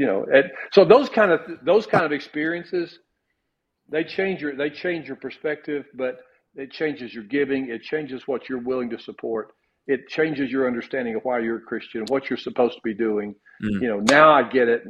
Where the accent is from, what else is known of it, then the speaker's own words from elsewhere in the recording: Kentucky, United States; I'm still from Kentucky